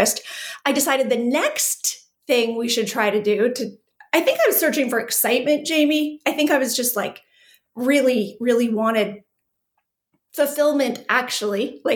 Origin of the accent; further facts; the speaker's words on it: southwestern Manitoba, Canada; also born or lived in Calgary, Alberta; So I am Canadian, born and raised, actually born in Calgary. I grew up in Manitoba, super small town, southwestern Manitoba.